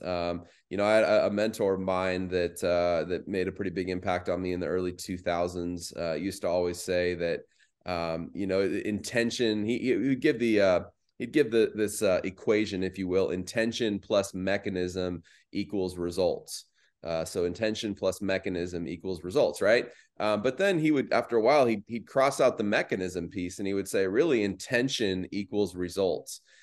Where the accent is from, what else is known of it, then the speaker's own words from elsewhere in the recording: Phoenix, Arizona, United States; also born or lived in Mesa, Arizona; I grew up in the West Valley, so Phoenix Metro.